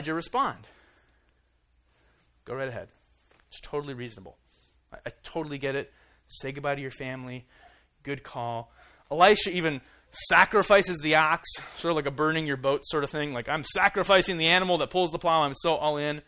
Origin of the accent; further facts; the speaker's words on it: Iowa, United States; I grew up in Iowa